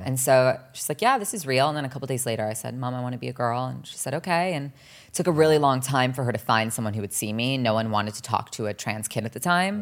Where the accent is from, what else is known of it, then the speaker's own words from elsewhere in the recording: New Jersey, United States; also born or lived in Los Angeles, California; growing up in New Jersey, also everyone's very cookie cutter